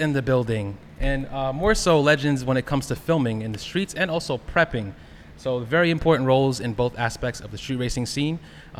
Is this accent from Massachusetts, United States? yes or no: no; Long Island, New York, United States; I'm born and raised on Long Island.